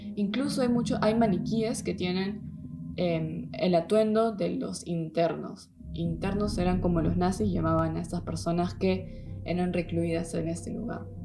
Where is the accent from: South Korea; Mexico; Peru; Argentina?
Peru; now in Germany; soy de Perú aunque vivo en Alemania